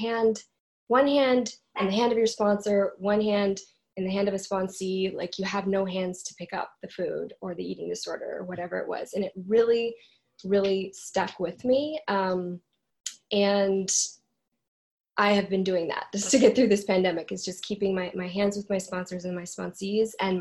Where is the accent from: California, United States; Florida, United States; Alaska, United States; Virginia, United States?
Alaska, United States; I grew up in Alaska